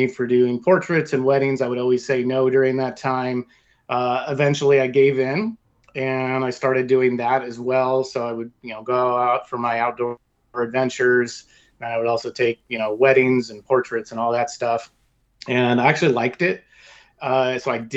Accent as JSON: {"language": "English", "region": "Oregon", "country": "United States", "tie": "born or raised there", "said": "pretty much born and raised in the Pacific Northwest, or really in Oregon, in different cities"}